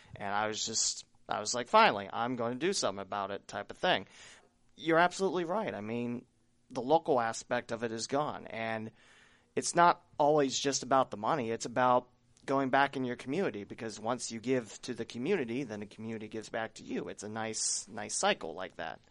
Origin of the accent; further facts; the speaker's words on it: Preble County, Ohio, United States; I'm from the Preble County area